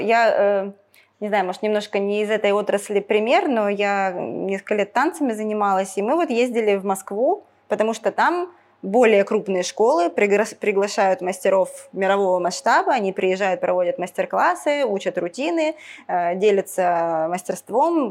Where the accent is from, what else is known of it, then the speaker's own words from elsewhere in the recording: Ukraine; moved away as an adult; я с Украины, когда переехала, в Украине я когда жила